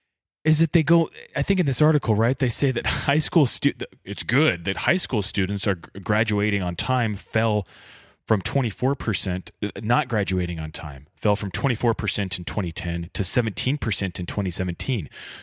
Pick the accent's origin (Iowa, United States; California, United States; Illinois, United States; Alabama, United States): California, United States; Bakersfield; As someone who was born and raised in Bakersfield